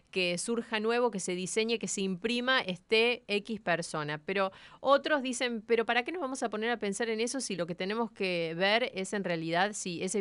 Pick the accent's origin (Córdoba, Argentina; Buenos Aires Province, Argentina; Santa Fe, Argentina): Buenos Aires Province, Argentina; La Plata; de La Plata.